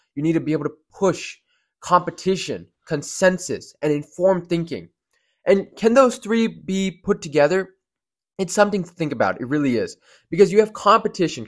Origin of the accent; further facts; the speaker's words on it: Georgia, United States; Georgia is where I'm from, it's my home state.